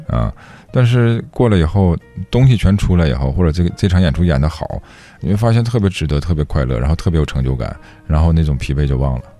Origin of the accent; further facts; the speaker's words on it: Heilongjiang, China; 我们老家黑龙江